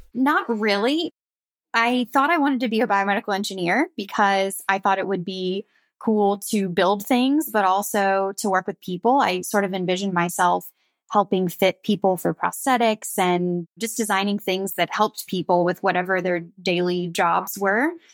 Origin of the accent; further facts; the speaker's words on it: Pensacola, Florida, United States; So I grew up on the Florida Gulf Coast. I'm from Pensacola, Florida, so fairly small, beachy town